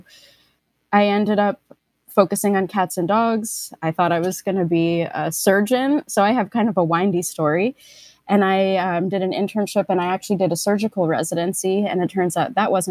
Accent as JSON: {"language": "English", "town": "New York City", "region": "New York", "country": "United States", "tie": "born or raised there", "said": "I grew up in New York City"}